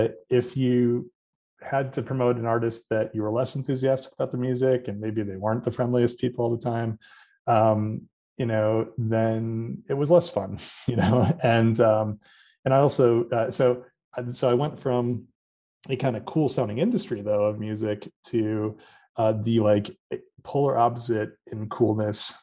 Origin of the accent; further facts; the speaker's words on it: Orchard Park, New York, United States; also born or lived in Hamburg, New York / Buffalo, New York; I grew up here in Western New York in Orchard Park, and I'm a Hamburg guy now.